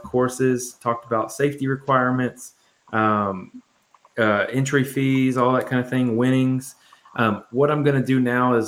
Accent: Nashville, Tennessee, United States; I'm from Nashville

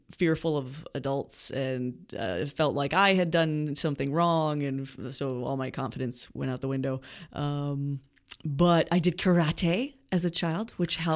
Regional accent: Montreal, Quebec, Canada; And you grew up in Montreal. Yes, yes. I was the only one in my family born in Canada.

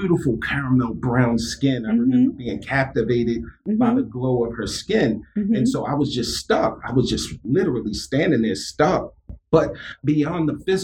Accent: Baltimore, Maryland, United States; I grew up in East Baltimore City. I'm an alumni of Baltimore City Public

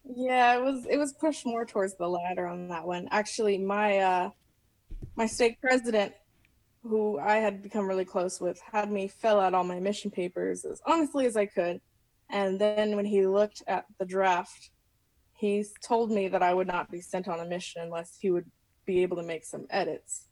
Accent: Nashville, Tennessee, United States; now in Mesa, United States; I'm from Nashville, Tennessee, but I'm currently living in Mesa.

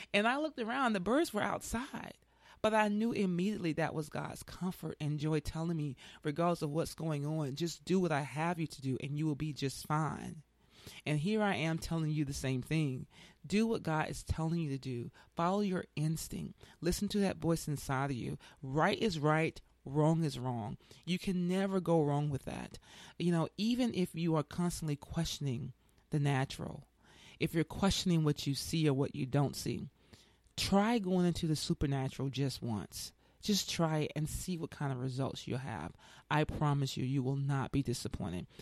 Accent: Tuskegee, Alabama, United States; moved away; I'm from, I'm from Tuskegee, Alabama, and I gotta tell you, ever since I left there in ninety-four

